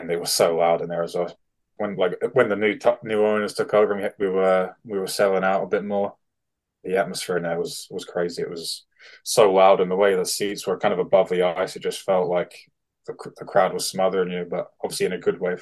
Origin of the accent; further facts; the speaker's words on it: United Kingdom; as a British defenseman